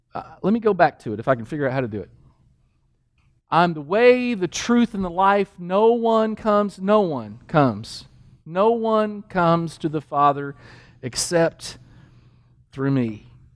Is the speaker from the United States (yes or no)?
yes; Danville, Kentucky, United States; moved away; also born or lived in New Mexico; I grew up in Kentucky.